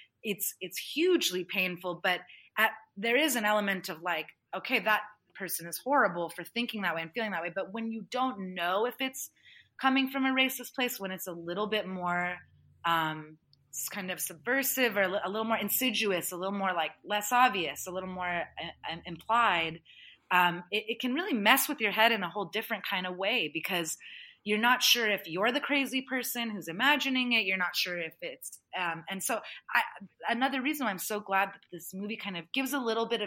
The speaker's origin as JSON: {"language": "English", "country": "United States", "tie": "born or raised there", "said": "I grew up as a first generation immigrant American."}